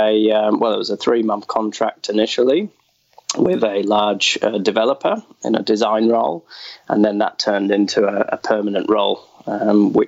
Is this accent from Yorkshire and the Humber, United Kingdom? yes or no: yes; Wakefield, Yorkshire and the Humber, United Kingdom; accent: West Yorkshire; moved away as an adult; now in Australia; But originally, it is a Yorkshire, West Yorkshire accent. I grew up around Wakefield, which is not too far from Leeds.